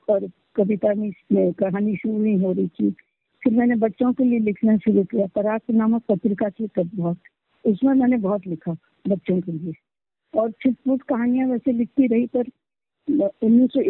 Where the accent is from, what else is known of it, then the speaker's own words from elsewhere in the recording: India; first language Marathi; Hindi is a second language; मराठी मेरी मातृभाषा है